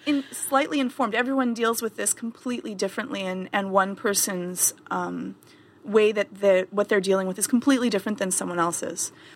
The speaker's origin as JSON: {"language": "English", "country": "Canada", "said": "I'm Canadian"}